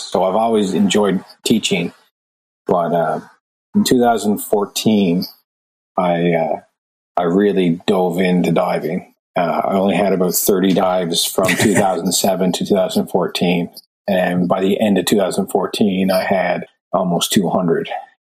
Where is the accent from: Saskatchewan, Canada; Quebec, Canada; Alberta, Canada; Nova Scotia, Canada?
Nova Scotia, Canada; Lower Sackville; Well, I grew up mainly in Lower Sackville, Nova Scotia, but my father's in shipbuilding, so we traveled a lot. Wherever the boat, once the boat floated, we moved to the next shipyard. I've been all over Canada.